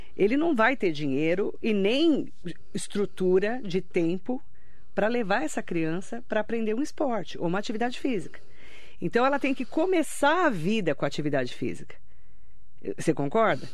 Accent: Suzano, São Paulo, Brazil; Eu, eu estudei no Justiniano, em Suzano, né? Primeiro estudei no Sebastião Pereira Vidal, estudei no SESC, onde eu nasci

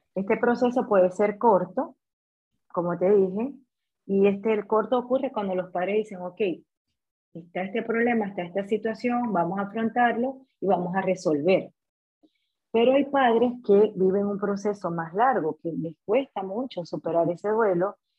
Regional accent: Maracaibo, Zulia, Venezuela; moved away as an adult; soy venezolana. Eh, emigré hace casi tres años. Eh, tuve la oportunidad de graduarme en Venezuela, en Maracaibo, soy maracucha

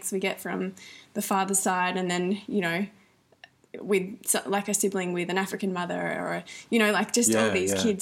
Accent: the Riverland, South Australia, Australia; also born or lived in Melbourne, Australia; I grew up in the Riverland, South Australia

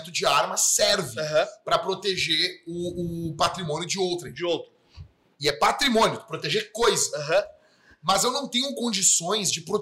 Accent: Porto Alegre, Rio Grande do Sul, Brazil; Eu me criei numa vila aqui, Campo da Tuca, e me criei no Morro da Cruz, entendeu?

